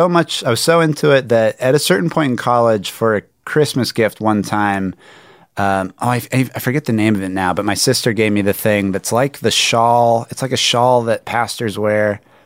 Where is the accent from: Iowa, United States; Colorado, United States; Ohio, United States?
Colorado, United States; Evergreen; I'm from Evergreen, Colorado, and I was brought up going to the United Methodist Church of Evergreen, Colorado.